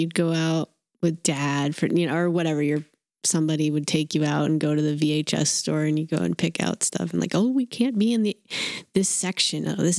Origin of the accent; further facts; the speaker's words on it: near Portland, Maine, United States; moved away; in the 80s in Maine, I'm from the suburbs in Maine. So, like, I'm really kind of a country bumpkin in a way.